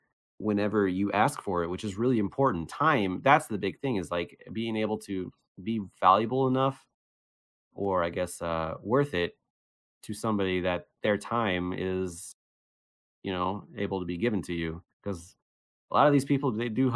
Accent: Cincinnati, Ohio, United States; now in Las Vegas, United States; I'm from Cincinnati

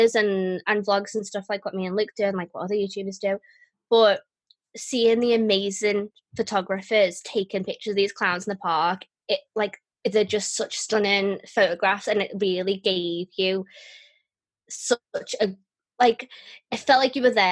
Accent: United Kingdom; when I am British

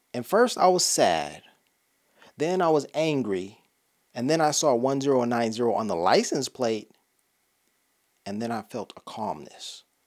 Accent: Los Angeles, California, United States; I'm from Los Angeles

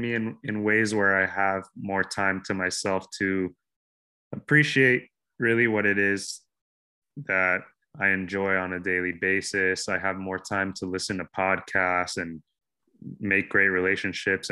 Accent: Miami, Florida, United States; My home base is pretty much Miami, where I'm born and raised

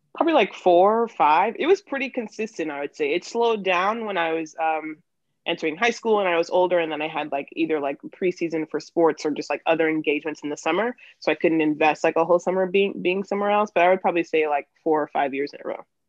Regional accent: New York, United States; moved away as an adult; now in Philadelphia, United States; I am originally from New York. Um, I'm 22, but I moved to Philly after college

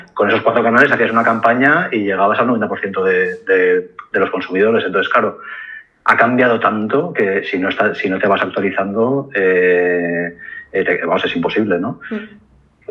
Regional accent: Valencia, Valencian Community, Spain; moved away as an adult; also born or lived in Barcelona; yo soy valenciano, o sea, nací en Valencia, tuve el colegio de estudio en Valencia y luego me fui a estudiar la carrera a Barcelona

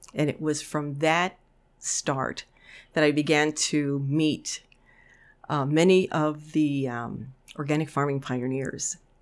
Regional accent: New York City, New York, United States; now in Amery, Wisconsin, United States; I grew up in the Bronx, a kid of the tenements in the nineteen fifties and sixties

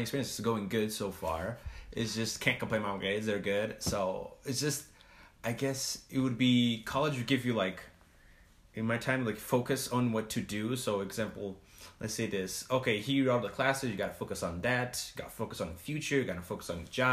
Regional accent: Portugal; moved away as an adult; also born or lived in Provo, Utah / Salt Lake City, Utah; now in United States; I'm from Portugal.

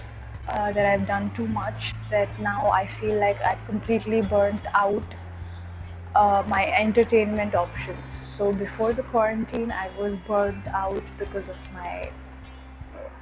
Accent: India; I'm in a small Indian city which is my hometown

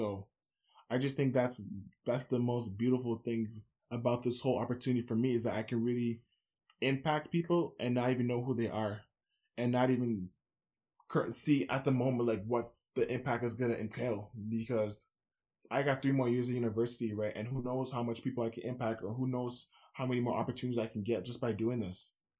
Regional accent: Scarborough, Ontario, Canada; Especially where I'm from Scarborough.

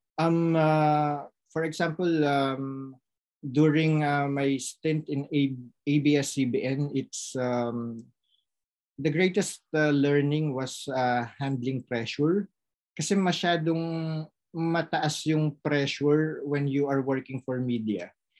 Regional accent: Philippines; now in France; nagampanan ko yung role ko as a citizen of the Philippines na pinag-aral ng gobyerno ng Pilipinas

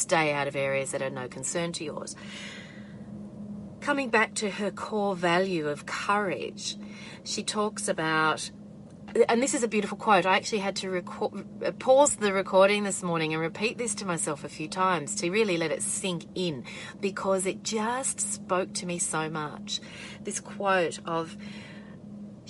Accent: Australia

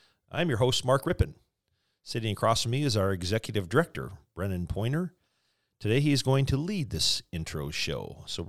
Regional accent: Calgary, Alberta, Canada; born there; I was born in Calgary, Alberta.

